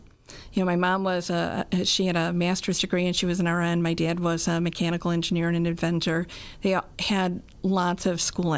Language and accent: English; Glen Ellyn, Illinois, United States; moved away; also born or lived in Grundy County, Illinois; I grew up in Glen Ellen.